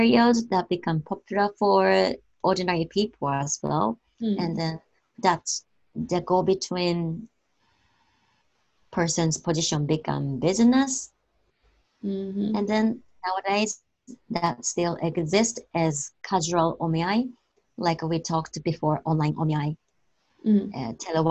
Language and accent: English; Tokyo, Japan; I grew up in Tokyo